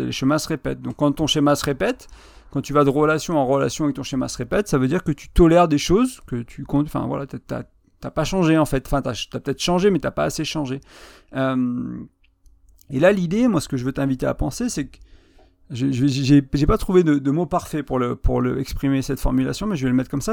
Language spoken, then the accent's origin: French; France; moved away as an adult; also born or lived in Ireland; je suis arrivé en novembre 2020 en France